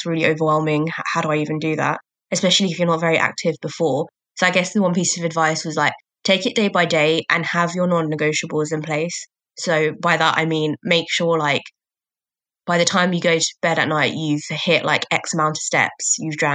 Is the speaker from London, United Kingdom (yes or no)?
yes; Croydon, London, United Kingdom; also born or lived in Barking, Essex; I was born in Essex, fun fact, but then we moved to Croydon when I was like 2